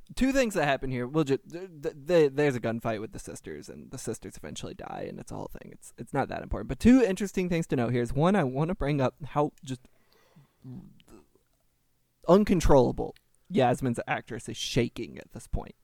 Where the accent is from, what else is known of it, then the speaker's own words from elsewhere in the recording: Kentucky, United States; I am not from France, but I am from Kentucky, and I'm not from the rural South, but the South nonetheless.